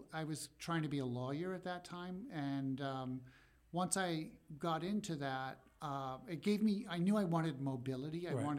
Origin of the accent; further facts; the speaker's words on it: Nebraska, United States; moved away as an adult; now in New York, United States; I grew up in Nebraska.